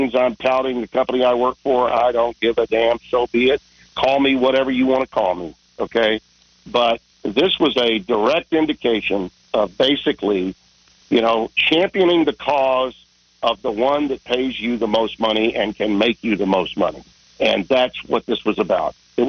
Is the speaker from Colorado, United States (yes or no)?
no; Louisiana, United States; I'm from Louisiana